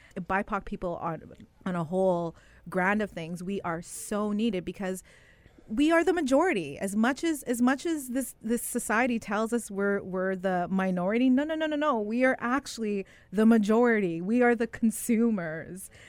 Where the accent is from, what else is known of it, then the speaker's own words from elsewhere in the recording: Winnipeg, Manitoba, Canada; grew up in the West End of Winnipeg, the Urban Reserve.